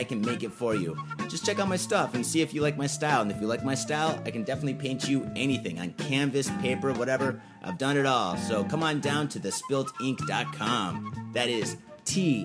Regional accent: Michigan, United States; moved away as an adult; also born or lived in San Francisco; I moved to San Francisco. And I'm from Michigan

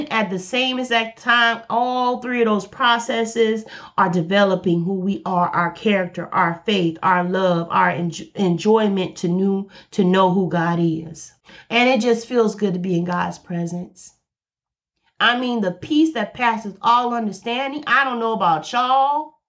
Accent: Alabama, United States; I'm from Alabama, so I say boy and I say girl. I'm from the South.

